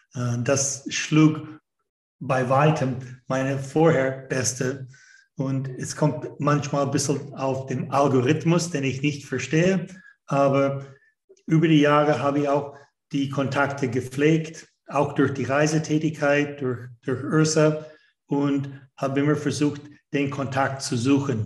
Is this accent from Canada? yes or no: yes; Canada; German is a second language; moved away as an adult; also born or lived in United States; Ich bin ursprünglich aus Kanada. Das hört man schon bei dem zweiten Satz, den ich ausspreche